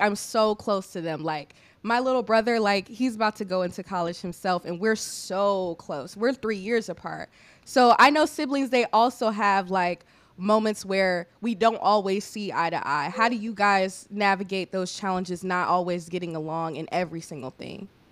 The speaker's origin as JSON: {"language": "English", "region": "Illinois", "country": "United States", "tie": "born or raised there", "also_born_or_lived": "Hampton, Virginia", "moved": "as an adult", "said": "I'm from Illinois"}